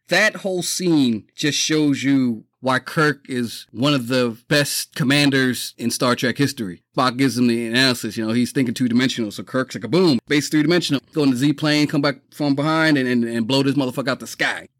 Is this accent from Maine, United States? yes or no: no; New York City, New York, United States; Growing up in the Bronx, lived in a multifamily house.